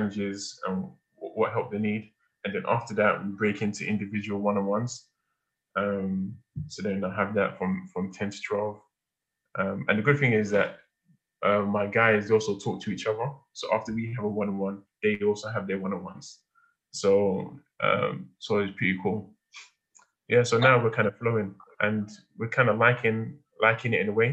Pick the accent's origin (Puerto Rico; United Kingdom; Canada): United Kingdom; London; I'm an Igbo boy that was born and raised in London by first generation immigrant parents who came here after the Civil War